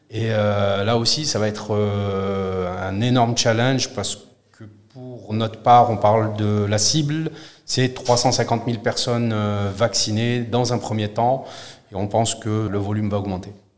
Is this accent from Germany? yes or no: no; southern France, France; also born or lived in Morocco; j'ai grandi dans le sud de la France, je suis marocain.